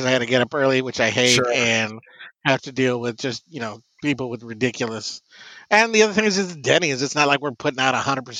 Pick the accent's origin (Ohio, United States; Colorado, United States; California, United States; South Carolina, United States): Colorado, United States; Denver; I grew up in Denver